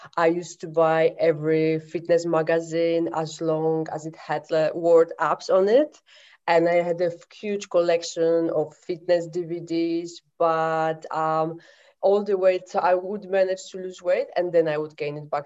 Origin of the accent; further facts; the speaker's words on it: Poland; moved away as an adult; now in London, United Kingdom; I'm from Poland. I live in London uh, since 2006